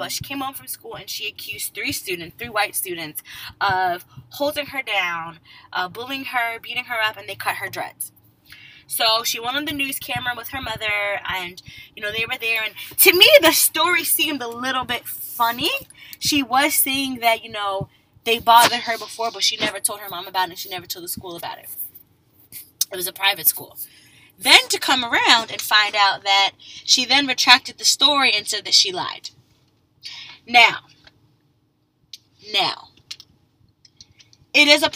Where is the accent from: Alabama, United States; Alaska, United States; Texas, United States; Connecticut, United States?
Connecticut, United States; also born or lived in West Indies (ancestry); now in Maryland, United States; I grew up in Connecticut